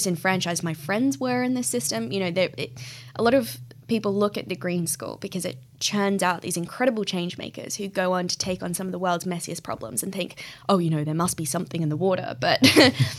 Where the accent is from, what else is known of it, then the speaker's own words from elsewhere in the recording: Australia; moved away; also born or lived in Bali, Indonesia; where I grew up in Australia is a really beautiful part of the world.